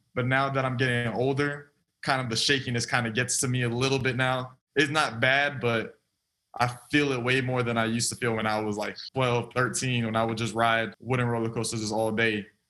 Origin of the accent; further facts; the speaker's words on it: South Florida, United States; moved away as an adult; also born or lived in Auburn; born and raised in South Florida